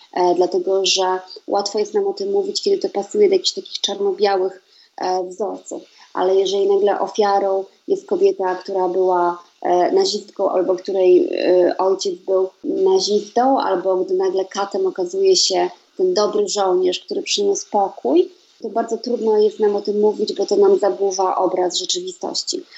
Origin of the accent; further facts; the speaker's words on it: Poland; moved away as an adult; now in Sweden; z Polski pochodzę